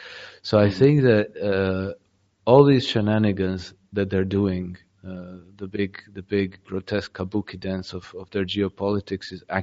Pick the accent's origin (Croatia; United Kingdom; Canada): Croatia; I'm Croatian originally, right? I grew up in Croatia. We had a war of secession in 1991.